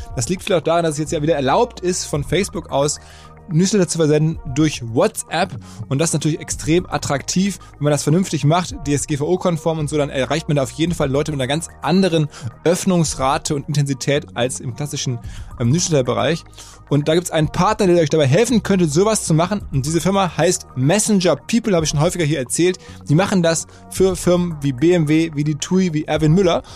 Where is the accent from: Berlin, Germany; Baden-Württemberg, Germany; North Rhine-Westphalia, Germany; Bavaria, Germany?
North Rhine-Westphalia, Germany; Essen; now in Hamburg, Germany; wir sind eine Generation von Typen aus dem Ruhrgebiet. Ich glaube, er ist leicht älter als ich. Jedenfalls er aus Duisburg, ich aus Essen